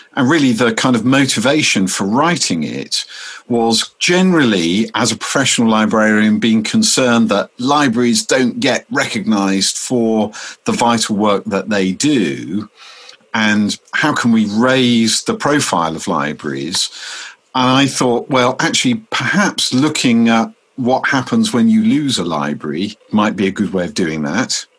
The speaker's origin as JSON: {"language": "English", "town": "Deal", "region": "South East England", "country": "United Kingdom", "tie": "born or raised there", "said": "my hometown of Deal's public library"}